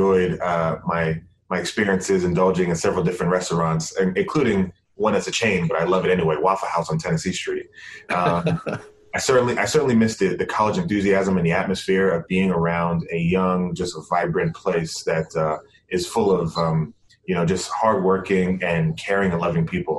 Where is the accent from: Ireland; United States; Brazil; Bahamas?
Bahamas; moved away; I'm from the Bahamas and have always wanted to, you know, give back to my home country